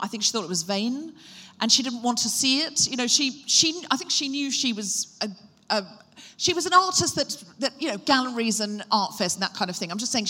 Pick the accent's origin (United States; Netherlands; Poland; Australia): Australia; Gold Coast, Queensland; also born or lived in Brisbane; I was born in Brisbane, Australia. That's right. My accent comes and goes. I moved to the Gold Coast when I was 4.